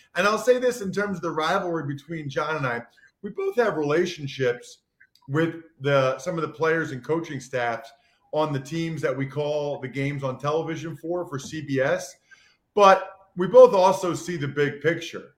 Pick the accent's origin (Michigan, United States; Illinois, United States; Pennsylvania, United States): Pennsylvania, United States; outside of Philadelphia; I grew up outside of Philadelphia